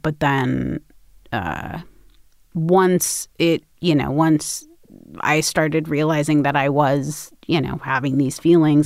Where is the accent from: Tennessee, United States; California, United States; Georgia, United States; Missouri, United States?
California, United States; Los Angeles; I grew up in Los Angeles